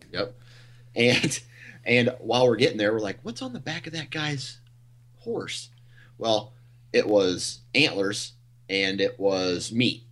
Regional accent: Iowa, United States; I'm from Iowa. I think where I live is like three hundred foot elevation.

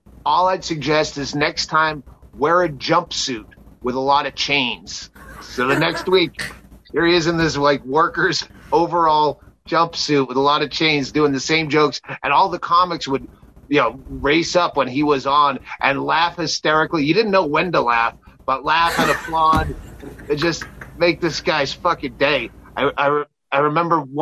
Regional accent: Worcester, Massachusetts, United States; I grew up in Worcester

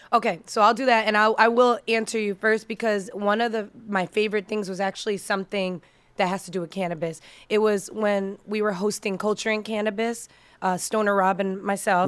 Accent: Massachusetts, United States; also born or lived in New York; now in Las Vegas, United States; I'm originally from Massachusetts. That's where I was born and raised, but I moved to Vegas from New York, um, over ten

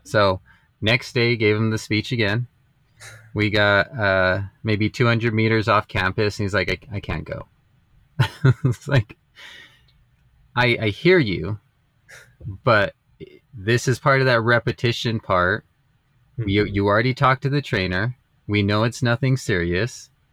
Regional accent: Las Vegas, United States; I grew up in in Las Vegas

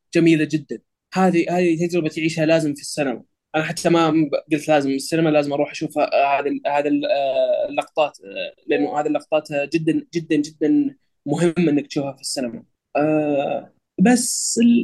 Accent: Saudi Arabia; عندنا بالسعوديه

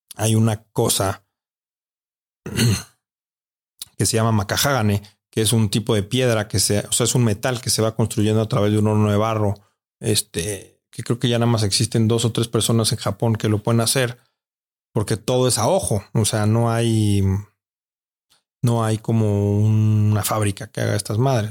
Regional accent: Mexico; aquí en mi país

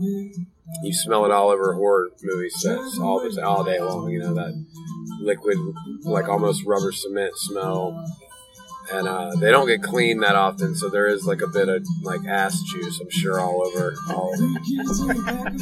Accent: Wilmington, North Carolina, United States; right smack dab in the middle of our hometown

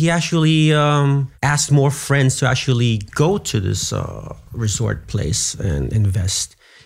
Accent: Union City, United States; I'm from Union City.

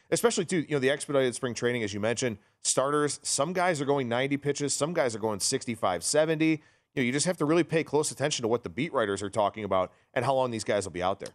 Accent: Cleveland, Ohio, United States; my Cleveland Guardians, my hometown team

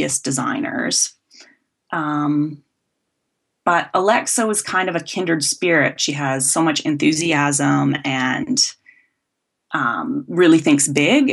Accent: Vancouver Island, west coast of Canada, British Columbia, Canada; I came from the west coast of Canada. I was born on Vancouver Island, and I think I was always crafty growing up

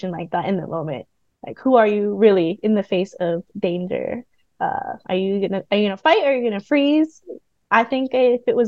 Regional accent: Florida, United States; also born or lived in Puerto Rico (mother's family) / Vietnam (father's family); now in Black Mountain, United States; I'm from Florida

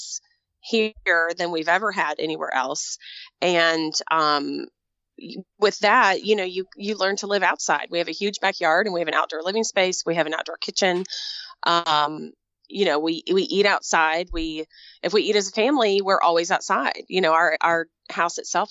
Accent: Texas, United States; moved away; I was in Texas. I grew up in Texas

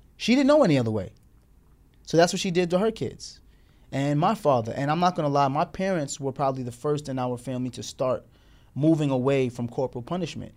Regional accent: Morristown, Tennessee, United States; growing up with her in Tennessee, Morristown, Tennessee, in the South

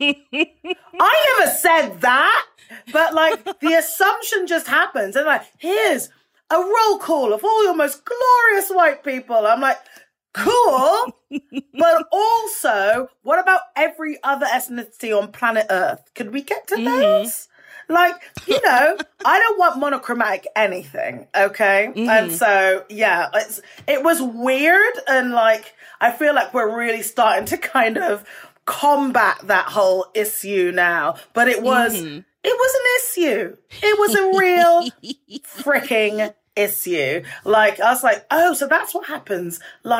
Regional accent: United Kingdom; moved away as an adult; now in United States; as a Brit

